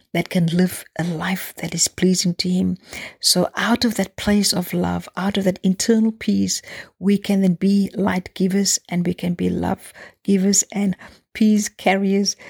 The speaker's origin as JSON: {"language": "English", "country": "South Africa", "tie": "born or raised there", "said": "growing up in South Africa"}